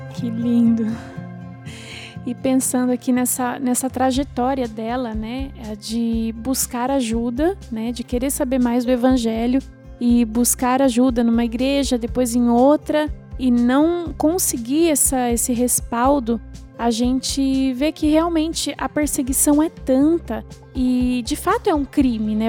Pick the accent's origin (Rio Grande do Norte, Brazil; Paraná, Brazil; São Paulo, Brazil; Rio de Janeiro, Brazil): São Paulo, Brazil; Campinas; sou de Campinas